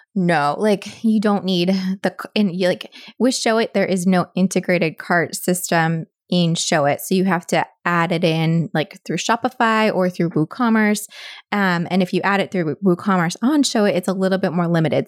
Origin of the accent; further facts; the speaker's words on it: Annapolis, Maryland, United States; also born or lived in Pennsylvania; I've lived here all of my life except for college and then, like, a couple years post-college